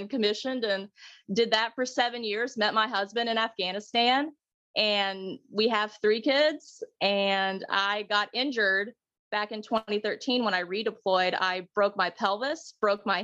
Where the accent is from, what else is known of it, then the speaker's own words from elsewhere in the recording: Hickory, North Carolina, United States; accent: Southern drawl; moved away as an adult; also born or lived in Orlando, Florida; now in Tennessee, United States; whenever I was 9, we moved up to small town North Carolina near Hickory, Lenore area. Okay. And I consider that my hometown. Got that Southern drawl now